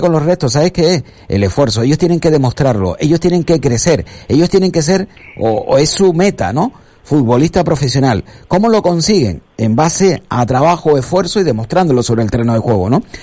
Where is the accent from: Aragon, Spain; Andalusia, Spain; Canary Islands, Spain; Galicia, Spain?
Canary Islands, Spain; Las Palmas de Gran Canaria; yo me crié y vivía en Las Reollas, ¿no? En el barrio de Las Reollas, en concreto en la calle Santa María la Cabeza.